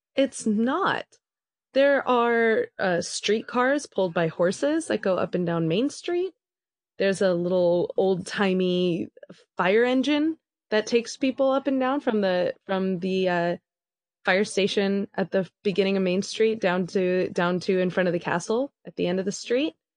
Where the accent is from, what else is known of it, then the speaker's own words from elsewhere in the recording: Southern California, United States; We grew up in Southern California.